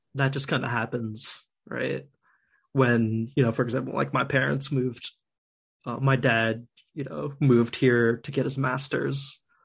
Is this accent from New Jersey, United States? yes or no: yes; New Jersey, United States; I was born in Jersey